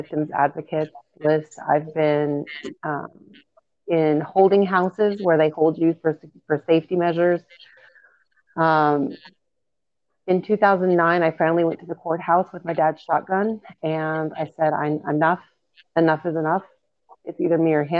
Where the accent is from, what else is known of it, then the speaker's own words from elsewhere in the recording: Pagosa Springs, Colorado, United States; Growing up in Pagosa Springs, there wasn't more of a popularity. It's a small town